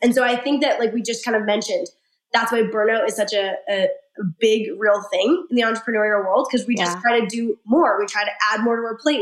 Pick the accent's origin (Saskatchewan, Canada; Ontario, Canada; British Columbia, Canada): Saskatchewan, Canada; I'm from Saskatchewan. It's a teeny tiny little rural province.